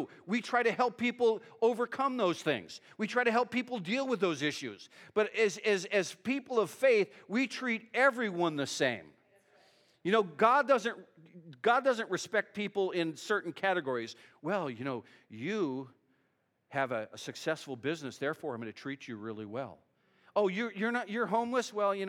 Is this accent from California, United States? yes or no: yes; California, United States; It's not because I'm from California.